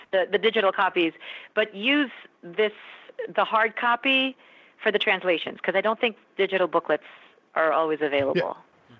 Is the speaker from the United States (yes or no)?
no; Philippines; as a Filipino woman, as a woman of color